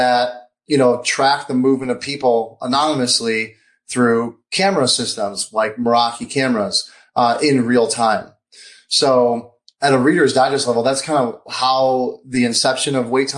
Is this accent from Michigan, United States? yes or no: yes; Michigan, United States; I'm from Michigan